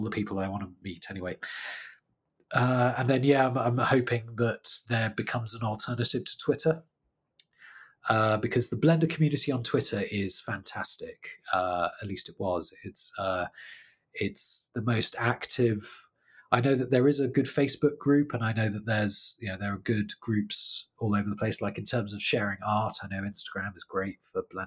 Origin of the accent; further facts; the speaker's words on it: United Kingdom; now in London, United Kingdom; I'm British